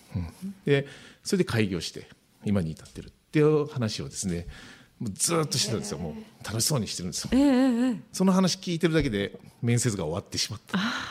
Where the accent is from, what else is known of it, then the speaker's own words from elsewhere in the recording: Mishima, Shizuoka, Japan; 私三島出身ですけど